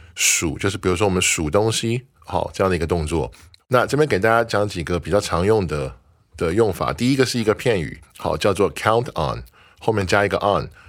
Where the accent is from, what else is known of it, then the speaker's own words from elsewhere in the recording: Taiwan; 我们可以说 We're all nationals of Taiwan，我们都是台湾的国民。